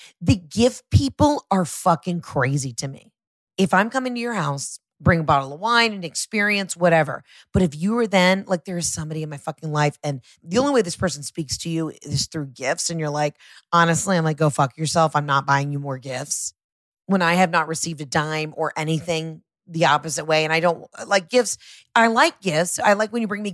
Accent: Georgia, United States; I'm from Georgia

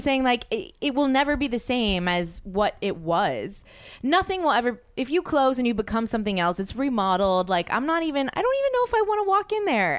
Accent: Louisiana, United States; moved away; I'm from Louisiana.

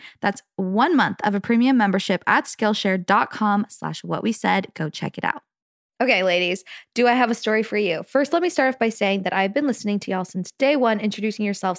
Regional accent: California, United States; now in Provo, United States; So I'm from, so I'm from Southern California, and I recently moved to Provo in August.

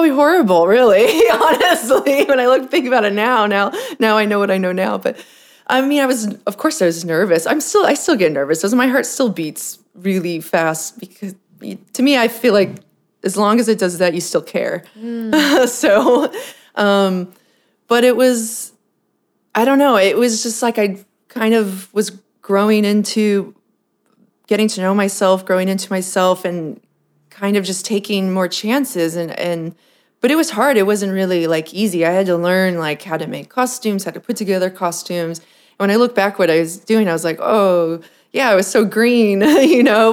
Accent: Southern California, United States; also born or lived in San Diego / Fullerton; now in Los Angeles, United States; I'm from Southern California, actually.

